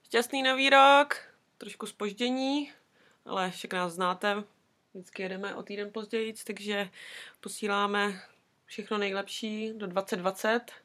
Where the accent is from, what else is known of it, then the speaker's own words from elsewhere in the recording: Brno, South Moravian Region, Czechia; now in Wellington, New Zealand; u nás v Brně